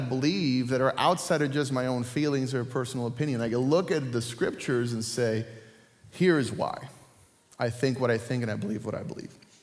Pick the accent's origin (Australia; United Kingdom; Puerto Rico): Puerto Rico; moved away; I grew up in Puerto Rico